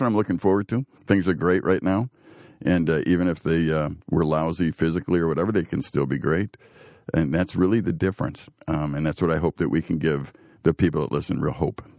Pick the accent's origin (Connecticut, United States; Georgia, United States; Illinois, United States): Illinois, United States; Chicago; now in Green Bay, United States; growing up in Chicago and, and seeing the gangs